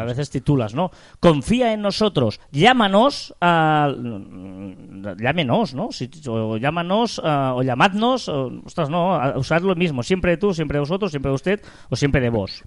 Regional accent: Catalonia, Spain; Somos catalanes

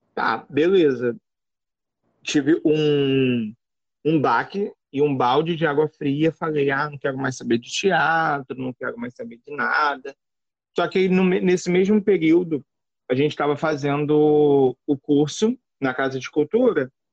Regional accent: Brazil; eu não ia sair da minha terra natal

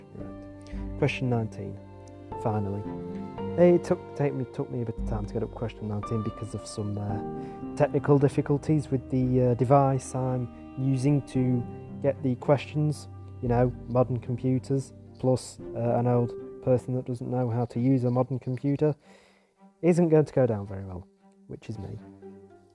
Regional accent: Macclesfield, North West England, United Kingdom; I'm from Macclesfield in Staffordshire in England.

